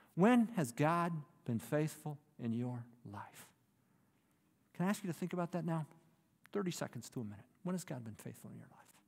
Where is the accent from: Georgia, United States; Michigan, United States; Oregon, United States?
Michigan, United States; Detroit; As a kid, I grew up in the Detroit area